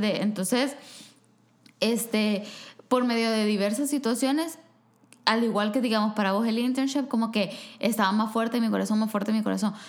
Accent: El Salvador; moved away; en mi país hay quizás dos universidades que ofrecen una carrera

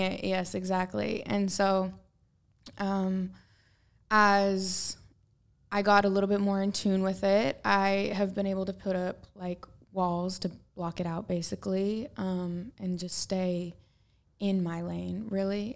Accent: Portland, Oregon, United States; I'm from Portland, which is like very earthy and organic and like reuse, reduce, recycle

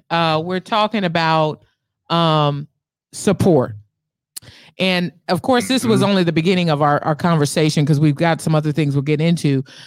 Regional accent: Bay Area, California, United States; me and my brother are from the Bay Area.

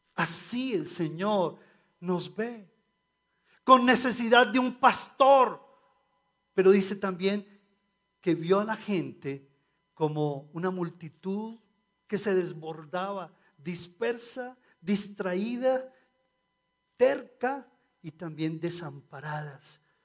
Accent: Colombia; como colombianos

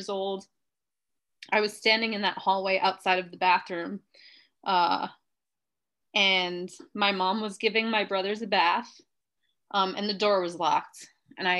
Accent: New York City, New York, United States; Where I grew up in Queens, everything was built in like the 50s

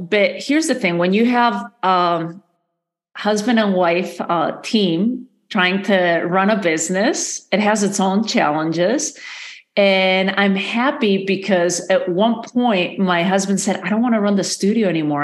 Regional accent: Madrid, Community of Madrid, Spain; moved away as an adult; also born or lived in New York / Galicia / Santa Fe, New Mexico; now in United States; I was born and raised in Madrid in the capital.

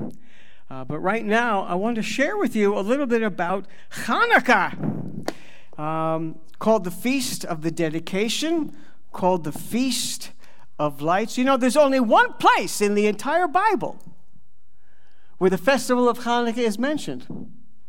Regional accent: United States; moved away as an adult; also born or lived in Los Angeles / Ukraine / Russia / United Kingdom; We're both American-born

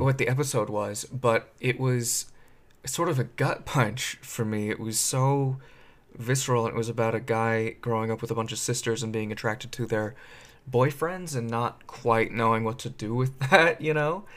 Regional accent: Silicon Valley, California, United States; I grew up in Silicon Valley area.

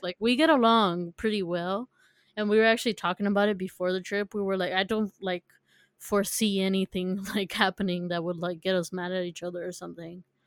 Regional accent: San Diego, California, United States; we're from California

